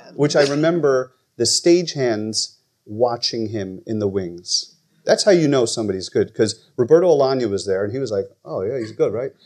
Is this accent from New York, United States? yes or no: yes; New Rochelle, New York, United States; also born or lived in Michigan; I'm originally from New Rochelle, New York, so not too far from here.